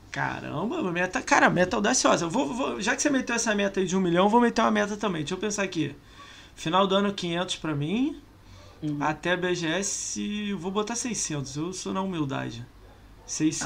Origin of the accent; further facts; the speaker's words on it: Rio de Janeiro, Brazil; eu sou do Rio